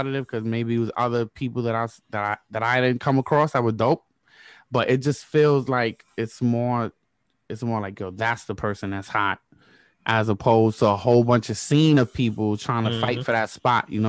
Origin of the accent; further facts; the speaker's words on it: New York, United States; moved away as an adult; I'm from New York.